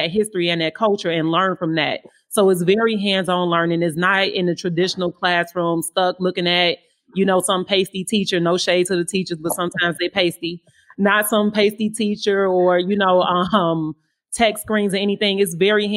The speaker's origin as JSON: {"language": "English", "town": "Inglewood", "region": "California", "country": "United States", "tie": "born or raised there", "said": "growing up in Inglewood, we would hear gunshots and we would keep playing"}